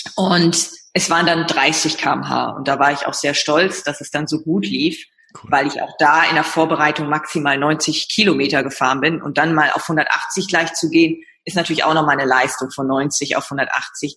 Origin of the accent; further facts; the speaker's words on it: Leer, Lower Saxony, Germany; moved away as an adult; now in Hamburg, Germany; komme aus Leer, Ostfriesland und lebe seit der Zeit nach dem Abitur im wunderschönen